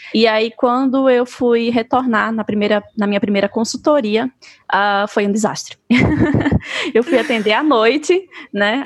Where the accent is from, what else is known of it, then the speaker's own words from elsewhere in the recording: Maceió, Alagoas, Brazil; moved away as an adult; now in Mato Grosso do Sul, Brazil; eu sou de Maceió